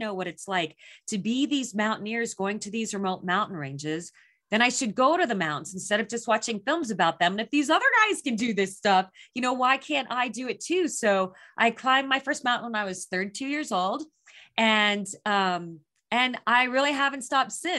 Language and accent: English; Phoenix, Arizona, United States; I was born and raised in Phoenix, Arizona.